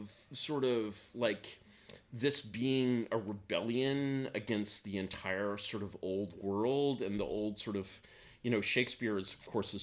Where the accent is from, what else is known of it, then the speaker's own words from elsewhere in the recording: United States; as an American